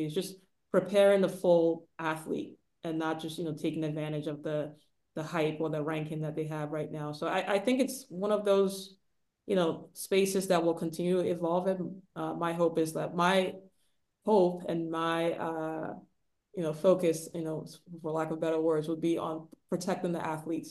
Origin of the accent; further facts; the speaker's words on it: Nigeria; moved away; I grew up in the 90s too, but I was born in Nigeria